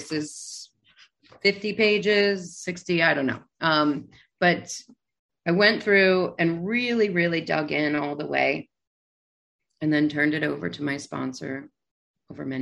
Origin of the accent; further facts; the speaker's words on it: New York City, New York, United States; I'm a New Yorker. I'm in New York City